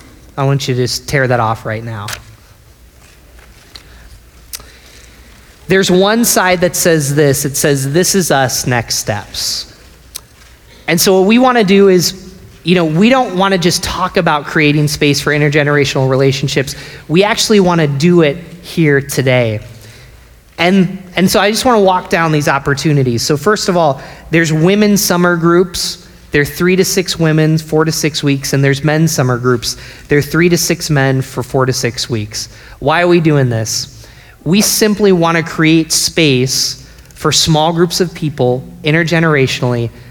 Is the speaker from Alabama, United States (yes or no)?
no; Binghamton, New York, United States; moved away; also born or lived in Philadelphia; my hometown of Binghamton